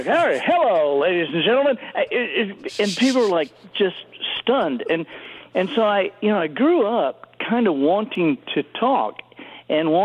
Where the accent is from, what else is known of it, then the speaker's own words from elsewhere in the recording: Dothan, Alabama, United States; I think of Dothan, Alabama, specifically, because that was where we were from my third grade to ninth grade.